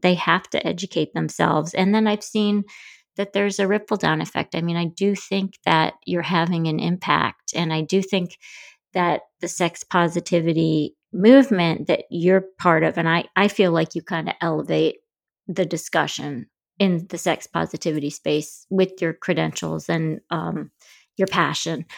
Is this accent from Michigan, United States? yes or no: yes; Grand Rapids, Michigan, United States; I grew up in Grand Rapids, Michigan